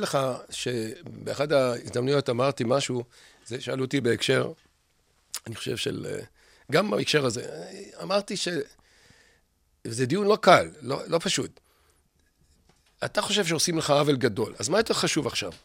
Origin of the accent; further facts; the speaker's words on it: Israel; also born or lived in Jerusalem; ממשכון המזרח ומשדרות, איפה שגדלתי, בשנות ה-60